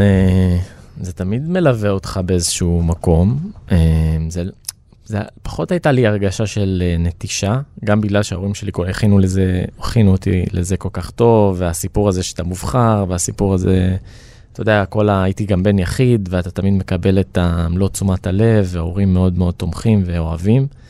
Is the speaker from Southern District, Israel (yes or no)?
no; Rehovot, Central District, Israel; אני מאומץ מהארץ, נולדתי ברחובות